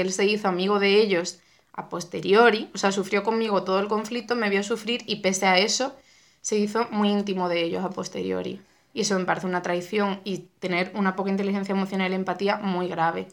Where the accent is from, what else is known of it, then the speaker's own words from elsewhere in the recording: Cádiz, Andalusia, Spain; moved away as an adult; also born or lived in Seville; yo soy de Cádiz y me mudé a, a Sevilla a estudiar arte dramático